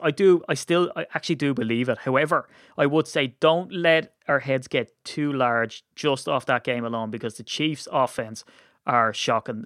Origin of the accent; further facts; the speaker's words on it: Ireland; we're Irish